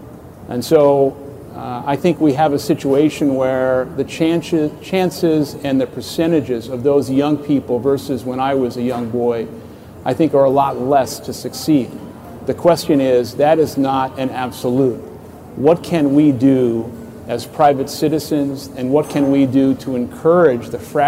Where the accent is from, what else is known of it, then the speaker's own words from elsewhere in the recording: New York City, New York, United States; Well, I grew up in Canarsie and the Baby Projects.